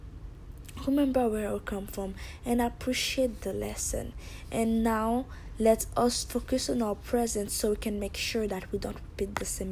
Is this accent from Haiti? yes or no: yes; Haiti; moved away; I'm from Haiti